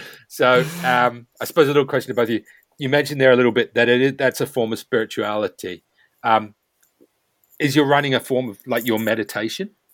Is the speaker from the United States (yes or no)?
no; New Zealand; me being a Kiwi as well, being born and raised there